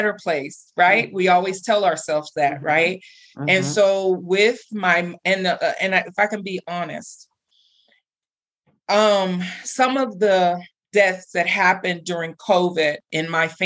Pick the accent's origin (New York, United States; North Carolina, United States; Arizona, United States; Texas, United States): Texas, United States; now in Colorado, United States; I'm from Texas